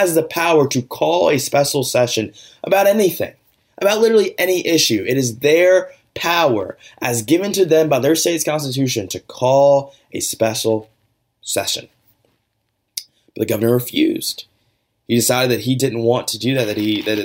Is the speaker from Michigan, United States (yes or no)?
no; Georgia, United States; my home state of Georgia